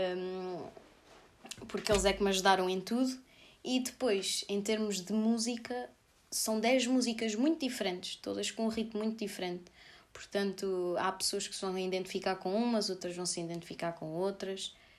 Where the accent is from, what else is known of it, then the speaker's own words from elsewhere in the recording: Sorraia, Santarém District, Portugal; Rádio Voz de Sorraia aqui da minha terra